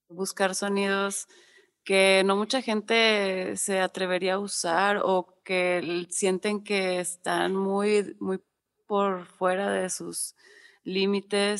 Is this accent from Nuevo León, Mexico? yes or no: yes; Monterrey, Nuevo León, Mexico; moved away as an adult; now in Mexico City, Mexico; soy de Monterrey, vivo, bueno, vivía allá toda mi vida. Hasta el 2015 me vine a Ciudad de México